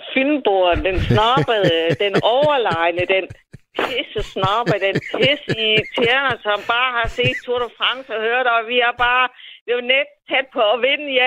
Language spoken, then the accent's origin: Danish; Funen, Southern Denmark, Denmark; jeg kommer fra Fyn og Næstby